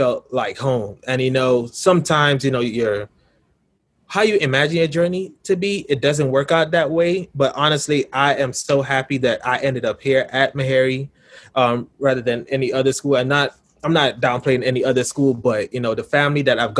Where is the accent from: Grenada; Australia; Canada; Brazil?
Grenada; moved away as an adult; now in Brooklyn, United States; I'm from Brooklyn, New York, but by way of Grenada in the Caribbean. So I moved to Grenada when I was 7. And, you know, I lived most of my life there